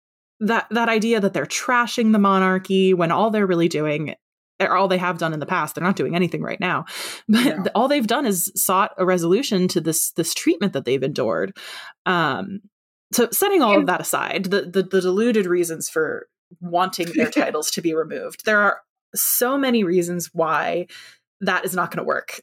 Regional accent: United States; I'm an American, right?

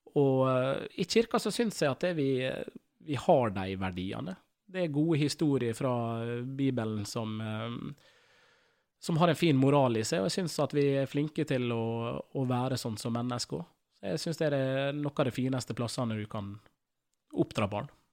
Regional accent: Ålesund, Møre og Romsdal, Norway; jeg vokste opp på Gåseid

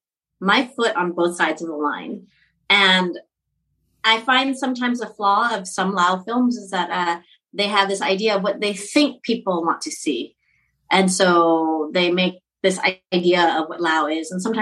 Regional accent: Orange County, Southern California, United States; moved away as an adult; now in Laos; I was raised in Southern California. I was born in OC

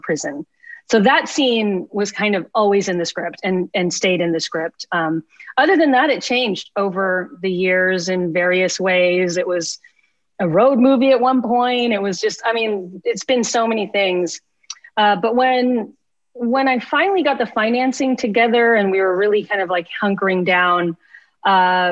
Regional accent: Lubbock, Texas, United States; moved away; I grew up in Lubbock, Texas. That's where I grew up

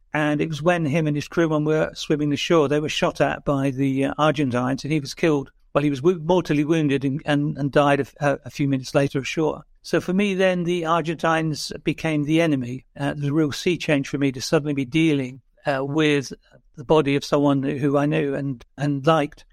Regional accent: Plymouth, South West England, United Kingdom; my hometown of Plymouth.

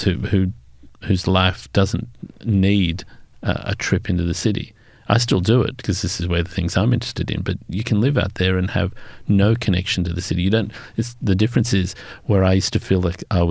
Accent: Sydney, New South Wales, Australia; I'm pure yokel. I come from Western Sydney back in the days when it seemed to be the far end of the world.

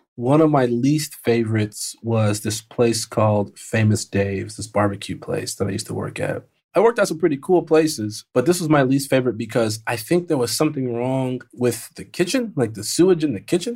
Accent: Chicago, Illinois, United States; I was raised in the South Side of Chicago, then I moved to the Burbs

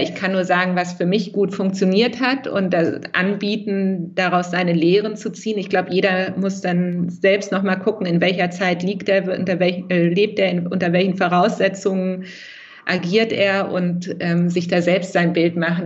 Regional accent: Lower Saxony, Germany; now in Berlin, Germany; ich bin ja in, ähm, in Niedersachsen groß geworden

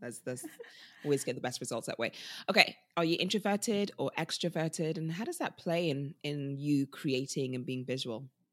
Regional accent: United Kingdom; also born or lived in Nigeria; us as British people

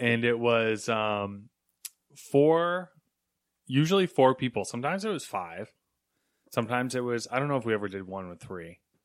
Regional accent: New York, United States; "Oh, where are you from?" like, I'd be like, "Oh, New York."

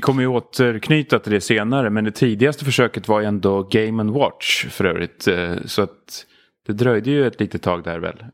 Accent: Stockholm, Stockholm County, Sweden; Gröndal eh, i, i synnerhet faktiskt. Jag tror det är väl där jag har spenderat de flesta av mina uppväxtår egentligen

